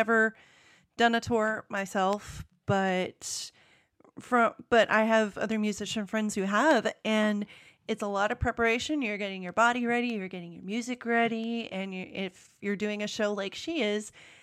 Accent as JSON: {"language": "English", "country": "United States", "accent": "American", "said": "my American accent"}